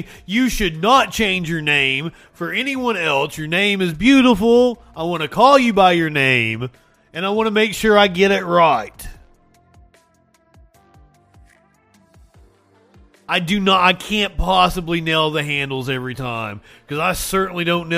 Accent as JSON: {"language": "English", "region": "Eastern Kentucky", "country": "United States", "said": "that's my natural accent, by the way. I'm from Eastern Kentucky"}